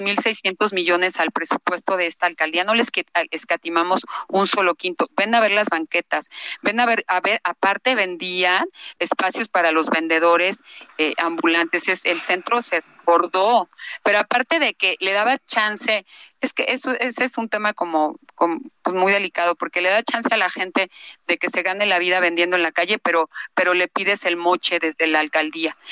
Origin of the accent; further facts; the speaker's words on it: Mexico City, Mexico; yo soy de Coyoacán